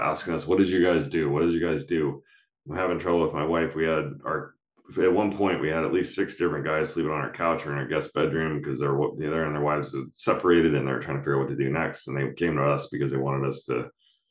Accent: Utah, United States; we're from Utah

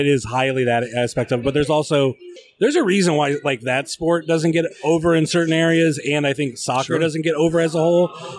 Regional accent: Ohio, United States; when I started venturing outside of Ohio, I fell in love with like, oh, I'm from Ohio.

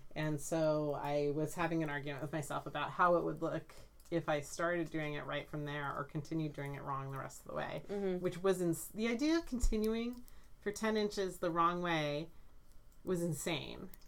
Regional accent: Santa Clarita, California, United States; I grew up in Santa Clarita

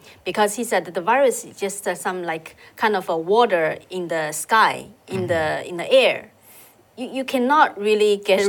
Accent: Shanghai, China; moved away; I came from Shanghai. I still have family members in Shanghai.

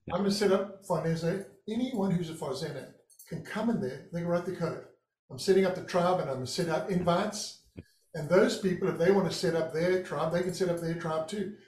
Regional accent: Durban, KwaZulu-Natal, South Africa; moved away as an adult; now in Santa Barbara, United States; it was the east coast of South Africa in Durban, my hometown.

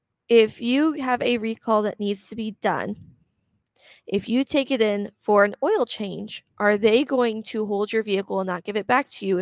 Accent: Kansas, United States; We're from Kansas, you know, we're here to help each other out.

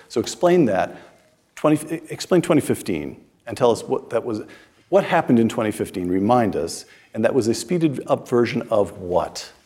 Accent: United States; I'm speaking as an American

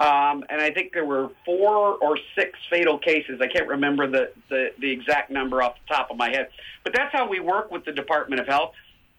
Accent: Tennessee, United States; I'm from Tennessee originally, but I was a journalist for 35 years, so I've lived all over the United States

